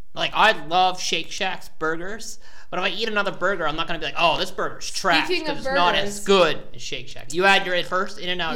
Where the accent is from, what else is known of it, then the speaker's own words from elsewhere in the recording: Maine, United States; now in New York, United States; when I first moved to this area, I'm from Maine, like, very rural area